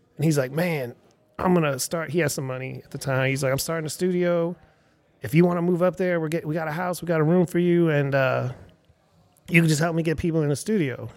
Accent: Erie, Pennsylvania, United States; now in Austin, United States; my hometown is Erie, Pennsylvania.

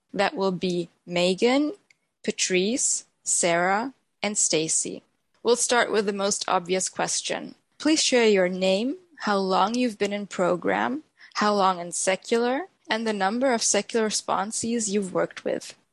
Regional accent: Germany; I'm from Germany

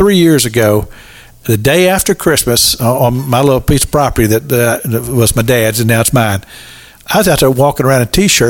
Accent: Kentucky, United States; moved away; I just saw a picture of my hometown that the whole section of it's underwater.

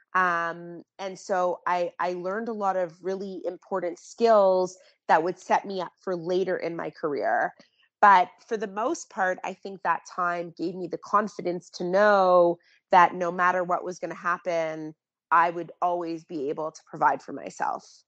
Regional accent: Toronto, Ontario, Canada; also born or lived in California; I was born and raised in Toronto

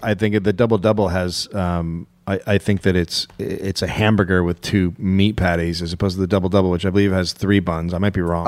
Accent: United States; as an American

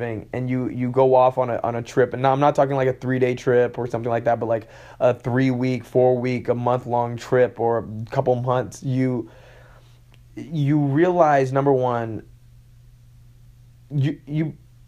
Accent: Hong Kong; also born or lived in London / Texas / Malaysia; Now, I'm originally from London. I was born in London and I was raised in Hong Kong. Then I spent time in Texas, and then I moved to Malaysia.

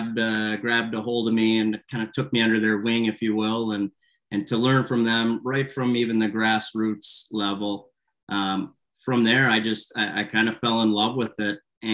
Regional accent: Traverse City, Michigan, United States; So was playing all throughout youth hockey in Traverse City, Michigan, my hometown.

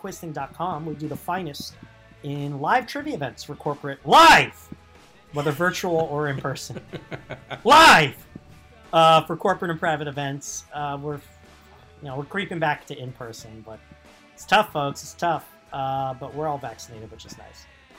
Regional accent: New York City, New York, United States; moved away; We're both expats from New York, New York.

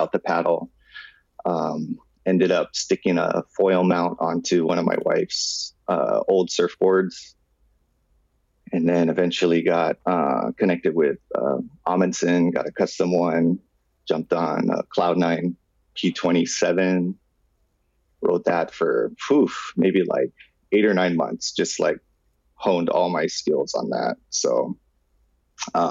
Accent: Kauai, Hawaii, United States; I grew up on Kauai

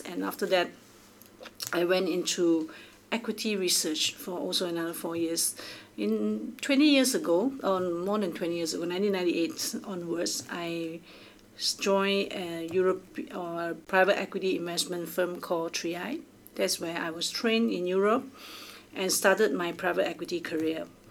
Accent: Singapore; I'm from Singapore

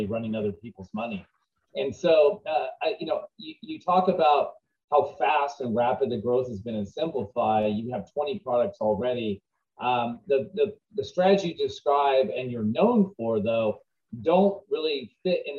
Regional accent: United States; as Americans

